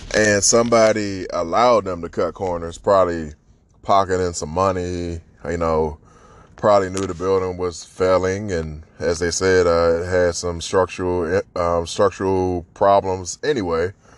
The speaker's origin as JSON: {"language": "English", "town": "Washington", "region": "District of Columbia", "country": "United States", "tie": "born or raised there"}